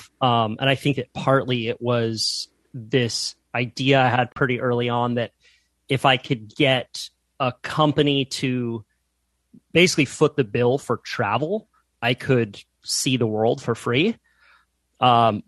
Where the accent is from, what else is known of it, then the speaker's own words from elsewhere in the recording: Santa Cruz, California, United States; I grew up in Santa Cruz, California, which is sort of a surf mecca